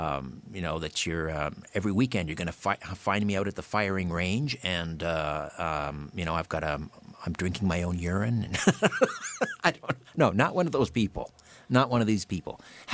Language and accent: English; Brantford, Ontario, Canada; my hometown, Brantford